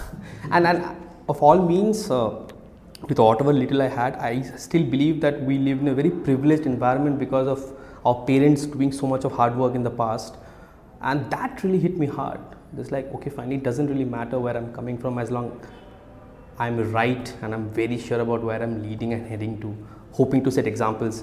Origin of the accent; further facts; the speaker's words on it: Kolkata, West Bengal, India; moved away as an adult; also born or lived in Odisha; I grew up much of my adulthood in, in, in Calcutta uh, till I was 18.